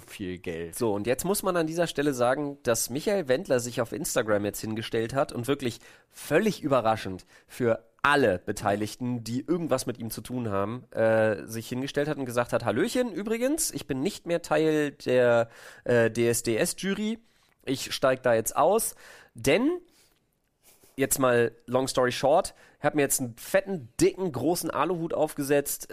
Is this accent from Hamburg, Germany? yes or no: no; Berlin, Germany; als Berliner